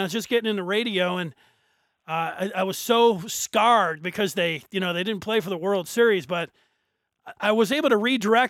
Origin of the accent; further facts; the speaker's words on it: Detroit, Michigan, United States; I grew up in Detroit